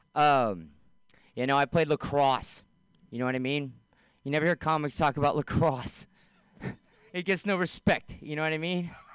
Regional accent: San Francisco, California, United States; I'm from San Francisco.

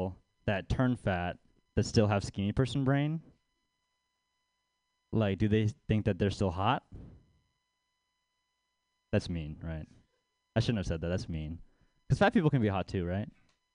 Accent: Baltimore, Maryland, United States; now in San Francisco Bay Area, United States; I'm from Baltimore. I grew up poor over there.

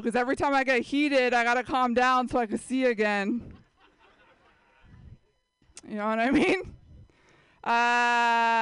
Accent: San Jose, California, United States; I grew up in San Jose

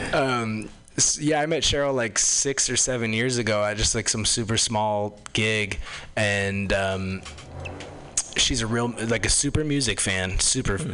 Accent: Los Angeles, California, United States; moved away; I come from Los Angeles originally

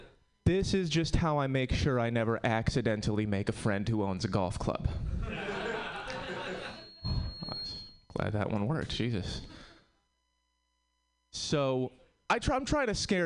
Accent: Connecticut, United States; now in Oakland, United States; I'm from Connecticut

